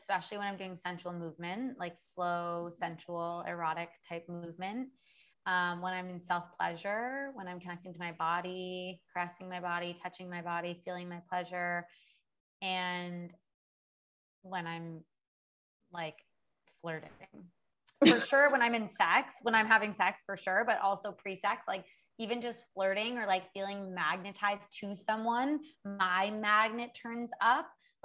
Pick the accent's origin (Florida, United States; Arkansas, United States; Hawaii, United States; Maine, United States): Maine, United States; Orono; moved away as an adult; also born or lived in New York City / Los Angeles / Paris; now in Bali, Indonesia; I'm originally from Maine. I'm from a small town in Maine, Orono, Maine.